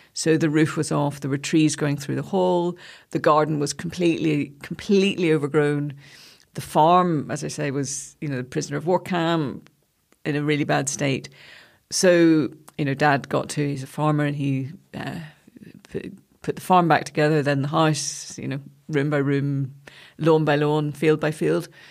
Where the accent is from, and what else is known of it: Gilford, Northern Ireland, United Kingdom; born or raised there; moved away as an adult; also born or lived in London